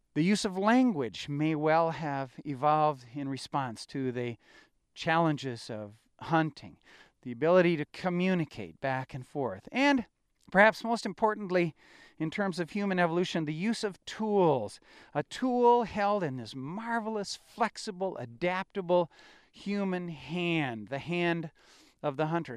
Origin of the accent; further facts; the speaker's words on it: Wisconsin, United States; I grew up in Wisconsin in hunting country